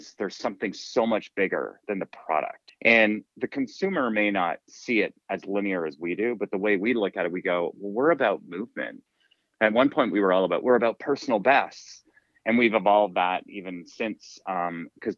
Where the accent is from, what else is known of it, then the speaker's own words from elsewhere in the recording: Canada; also born or lived in Toronto, Canada; as a kid and growing up in Canada, I played a lot of hockey